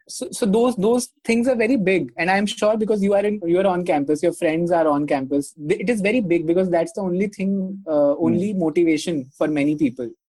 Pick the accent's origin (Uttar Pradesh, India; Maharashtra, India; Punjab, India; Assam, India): Punjab, India; moved away; I am from Punjab